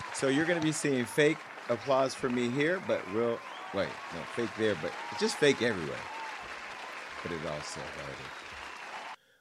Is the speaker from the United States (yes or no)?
yes; Stockton, California, United States; moved away; my hometown of Stockton, specifically on the Southside